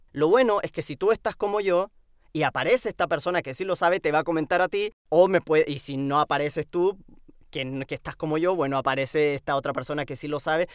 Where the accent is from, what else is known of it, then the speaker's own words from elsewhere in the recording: Chile; aquí, en mi tierra, en mi casa, en, Chile